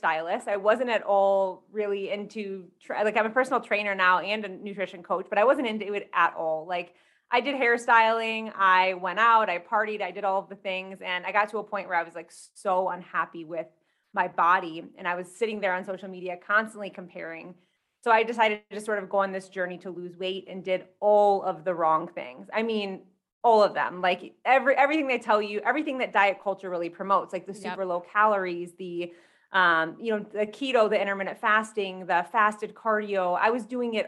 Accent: Michigan, United States; moved away as an adult; now in Colorado, United States; I'm originally from Michigan, but I just moved out to Colorado maybe 3 months ago.

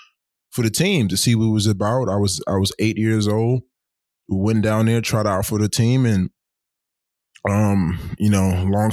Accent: New York City, New York, United States; I'm from New York City, inner cities of New York City

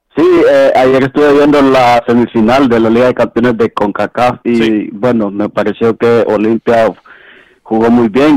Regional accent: Honduras; now in New Jersey, United States; soy de Honduras

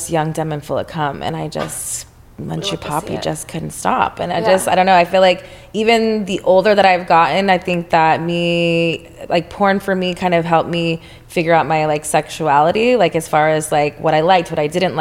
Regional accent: Texas, United States; now in Los Angeles, United States; I'm from Texas

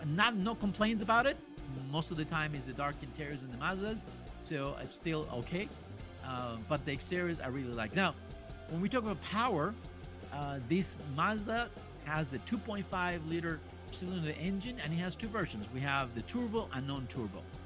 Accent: Monterrey, Nuevo León, Mexico; now in Los Angeles, United States; I'm from Monterrey, Mexico.

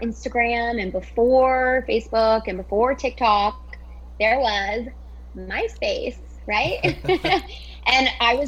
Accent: Orlando, Florida, United States; I grew up in Orlando

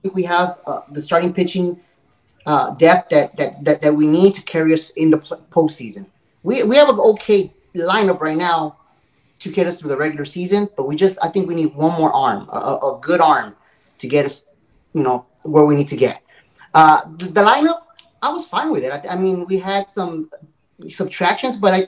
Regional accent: Los Angeles, California, United States; moved away as an adult; now in Arizona, United States; I was originally from Hollywood. Then moved out here to Arizona 20 years ago

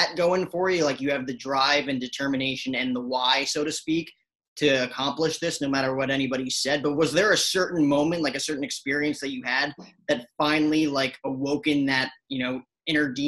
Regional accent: New Jersey, United States; I grew up in Jersey

